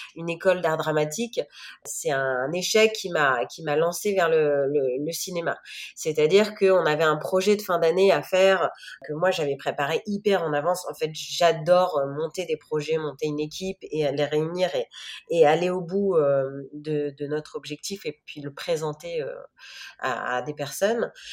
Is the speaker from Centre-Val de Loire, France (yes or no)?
yes; Chartres, Centre-Val de Loire, France; moved away as an adult; also born or lived in Paris / New York; j'ai, fait mon enfance euh, à Chartres, qui est donc une ville à côté de Paris